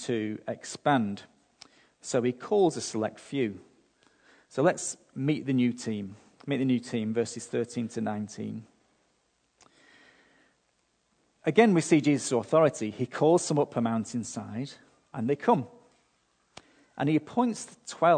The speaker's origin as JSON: {"language": "English", "country": "United Kingdom", "moved": "yes", "lives_now": "Australia", "said": "being British"}